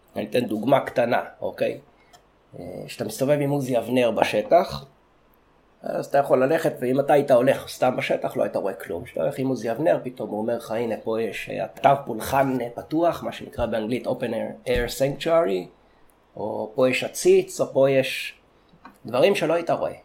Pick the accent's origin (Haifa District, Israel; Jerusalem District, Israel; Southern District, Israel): Southern District, Israel; Sde Boker; אולי נתחיל מזה שגדלתי בקיבוץ שדה בוקר. אני נולדתי שלושה קילומטר מאיפה שאנחנו עכשיו במדרשה, בקיבוץ שדה בוקר